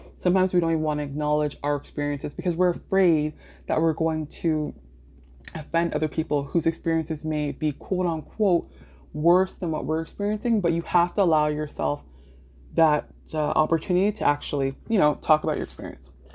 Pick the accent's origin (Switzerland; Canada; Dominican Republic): Canada; Mississauga, Ontario; also born or lived in British Columbia; I grew up in Mississauga